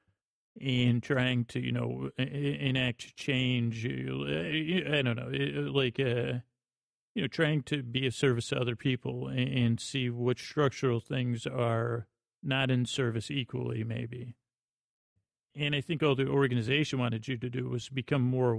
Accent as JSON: {"language": "English", "town": "Syracuse", "region": "New York", "country": "United States", "tie": "born or raised there", "also_born_or_lived": "Bronx, New York", "moved": "as an adult", "said": "I grew up in Syracuse, New York"}